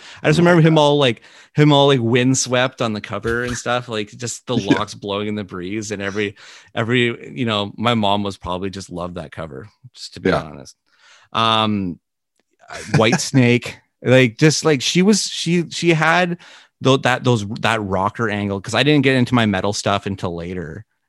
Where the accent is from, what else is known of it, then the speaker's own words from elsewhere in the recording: Canada; to be connected with Gord in any shape or form of your life as Canadian is just, it's a big deal.